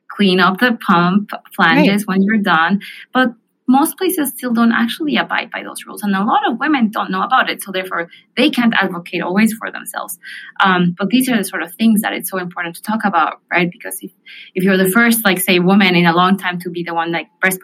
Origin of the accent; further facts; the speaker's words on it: Mexico City, Mexico; moved away; I grew up in Mexico City